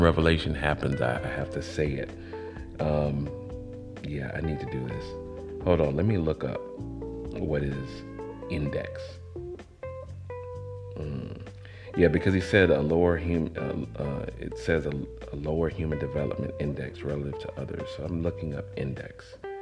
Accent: College Park, Georgia, United States; also born or lived in Atlanta, Georgia; I grew up on Pool Creek Road in Atlanta. Then I was raised in College Park, GA, on the South Side.

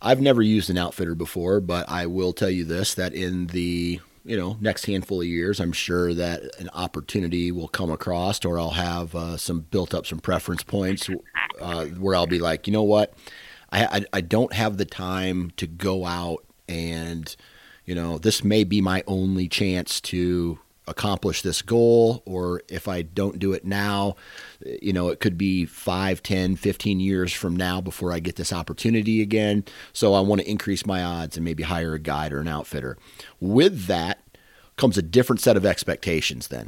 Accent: Iowa, United States; I'm from Iowa

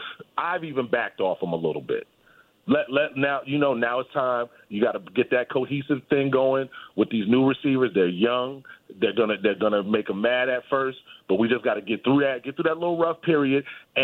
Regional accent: New York City, New York, United States; We're out from Kings County, man.

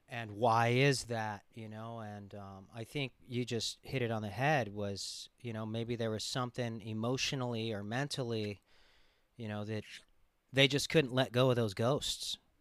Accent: Los Angeles, California, United States; growing up in Los Angeles

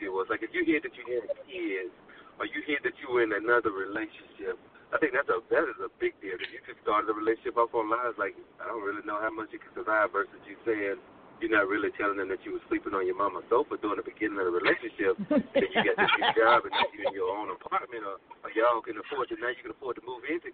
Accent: Alabama, United States; that's where I'm from. I'm from Alabama

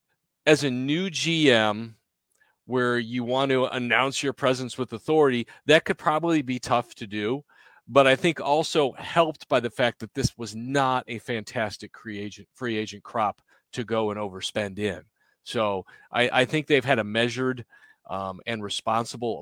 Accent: Chicago, Illinois, United States; now in Nashville, United States; I grew up in Chicago

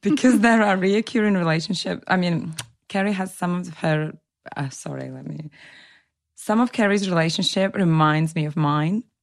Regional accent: Latvia; now in England, United Kingdom; I'm originally from Latvia. I was born into a Russian speaking family, but I have been living in England for over nine years now.

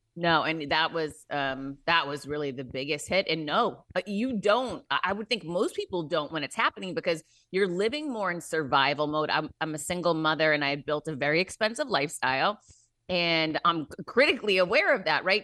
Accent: Worcester, Massachusetts, United States; I grew up in Worcester, Mass

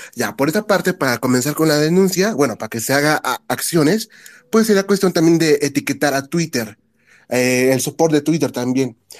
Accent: Mexico; somos mexicanos

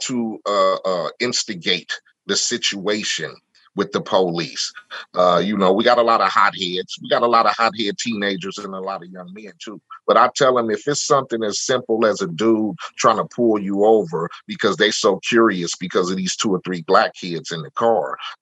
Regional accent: Compton, California, United States; me living in Compton and growing up in Compton

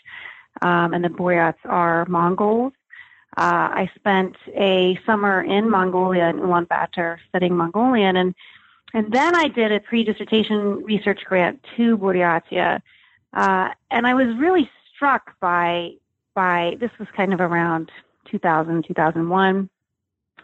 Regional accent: Colorado, United States; I grew up in Colorado

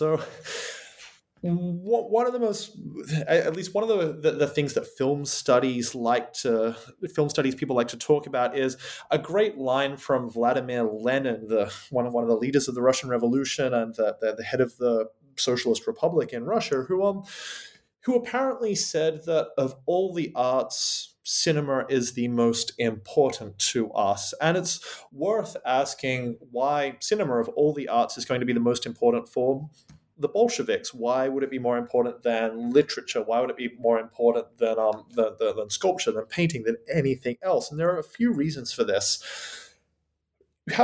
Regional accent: Australia; now in United Kingdom

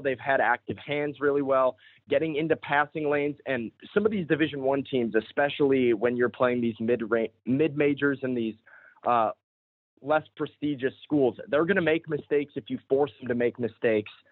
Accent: Chicago, Illinois, United States; I grew up in Chicago, like I said, Bears fan

